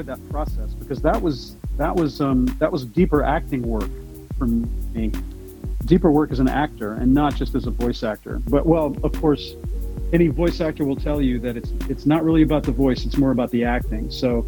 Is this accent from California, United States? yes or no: no; Louisiana, United States; I'm French Cajun, and I do accents, and my whole extended family's from Louisiana, so we're all French Cajun.